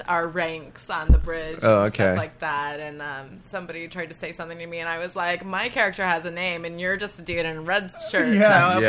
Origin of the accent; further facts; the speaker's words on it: Orlando, Florida, United States; moved away; I was raised in Florida